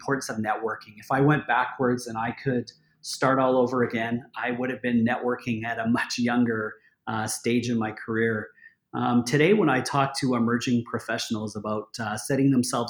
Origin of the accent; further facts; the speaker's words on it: Edmonton, Alberta, Canada; now in Calgary, Canada; So I grew up here in Alberta, born and raised in Edmonton.